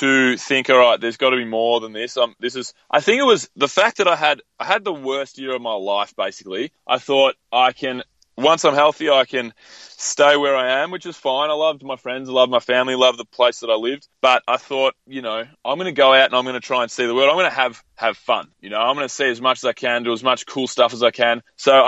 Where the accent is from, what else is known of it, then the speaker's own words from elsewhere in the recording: Mornington Peninsula, Victoria, Australia; now in Melbourne, Australia; I grew up in a little coastal area called the Mornington Peninsula